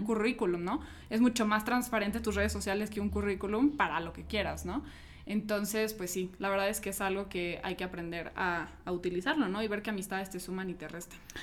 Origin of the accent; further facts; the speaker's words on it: Mexico City, Mexico; yo soy de Ciudad de México, creo que faltó, faltó decir, ahorita estoy visitando Guadalajara